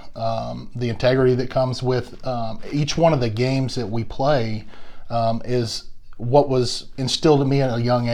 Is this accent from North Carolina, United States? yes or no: no; Longview, Texas, United States; I'm from East Texas.